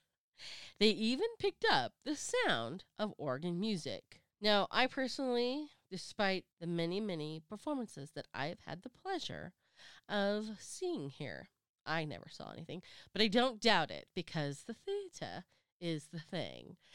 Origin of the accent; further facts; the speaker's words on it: Sacramento, California, United States; my hometown, Sacramento